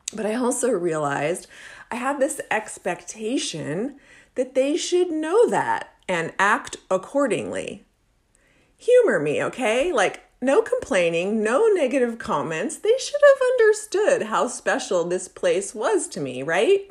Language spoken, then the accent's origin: English; Anna Maria Island, Florida, United States; moved away; I grew up on Anna Maria Island in the seventies and eighties